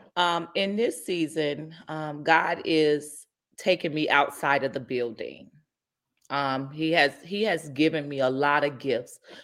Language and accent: English; Inglewood, California, United States; I'm born and raised in the Inglewood community